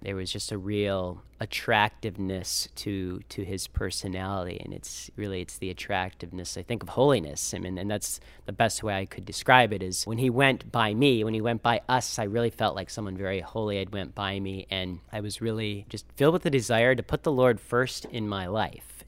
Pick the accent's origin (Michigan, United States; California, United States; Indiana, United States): Michigan, United States; Auburn; I grew up right here in the area in the Diocese of Saginaw. I grew up in Auburn